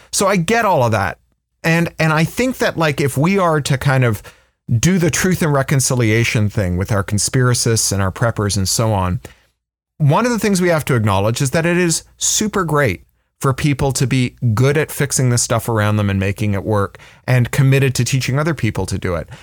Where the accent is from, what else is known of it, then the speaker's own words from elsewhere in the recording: Toronto, Ontario, Canada; I, I grew up in Toronto, which, which was a city full of writers who were very accessible.